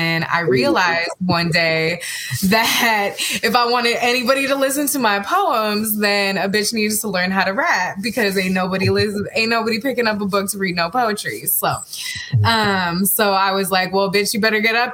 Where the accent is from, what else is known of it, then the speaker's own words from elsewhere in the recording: San Francisco, California, United States; I'm from San Francisco, California. I've lived many places, but I'm back in the Bay living right now.